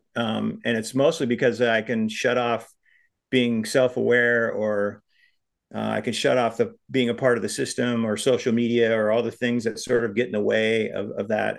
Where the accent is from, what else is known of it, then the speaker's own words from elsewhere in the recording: Big Sandy, Montana, United States; my hometown of Big Sandy